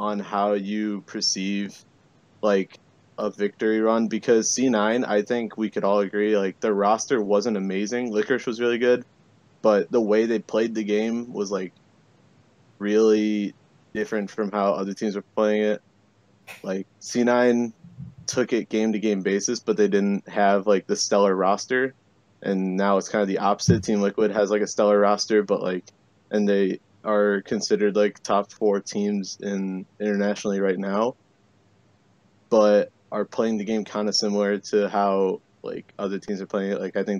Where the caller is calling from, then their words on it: Chicago, Illinois, United States; Scarily enough, the western side of Chicago.